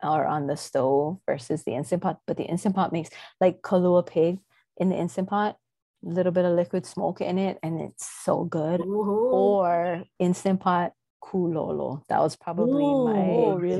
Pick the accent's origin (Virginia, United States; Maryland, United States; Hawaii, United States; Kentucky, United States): Hawaii, United States; I am native Hawaiian